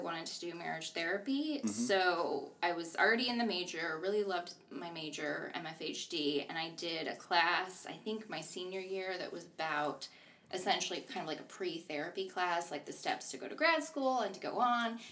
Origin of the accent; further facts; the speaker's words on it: Buffalo, New York, United States; moved away; I'm from Buffalo, New York